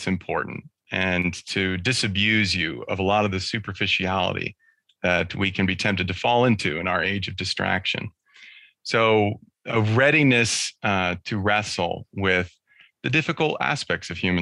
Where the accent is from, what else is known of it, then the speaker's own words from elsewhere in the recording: California, United States; we were living in California